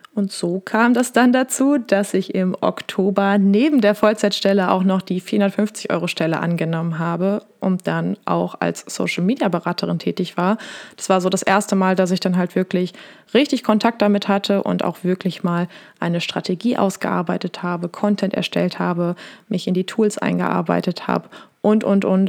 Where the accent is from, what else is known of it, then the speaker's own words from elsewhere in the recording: Wesel, North Rhine-Westphalia, Germany; also born or lived in Essen; Ich komme aus Wesel am Niederrhein in NRW bin aber doch eher im Herzen ein kleines Ruhrpottkind